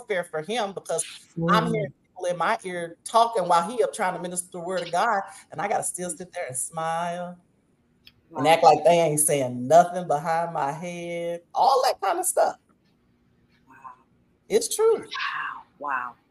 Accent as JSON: {"language": "English", "region": "Oklahoma", "country": "United States", "tie": "born or raised there", "also_born_or_lived": "Paris, Texas / Mississippi", "moved": "as an adult", "lives_now": "Jackson, United States", "said": "Now I come from Oklahoma, born and raised in Oklahoma, and we got some stuff in Oklahoma"}